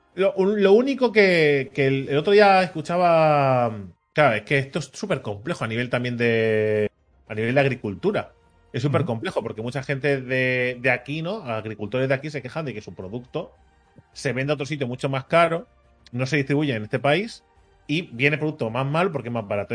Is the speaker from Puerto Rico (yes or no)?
no; Catalonia, Spain; yo, que soy nacido aquí en Cataluña, ¿vale? Que soy de padres catalanes, ¿vale? Y de abuelos de Jaén, ¿vale? Pero que soy, que soy de aquí